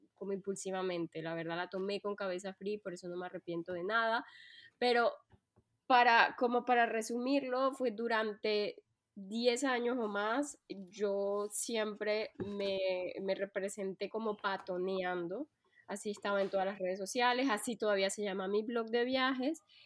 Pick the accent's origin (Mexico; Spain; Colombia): Colombia; moved away as an adult; now in France; soy colombiana de nacimiento, pero antes de decidir vivir en Francia, pues viajé por muchos países.